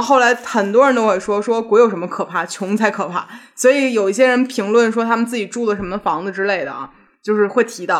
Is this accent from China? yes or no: yes; Beijing, China; 小的时候就是在胡同附近长大的嘛，对于生活在老北京胡同里的人而言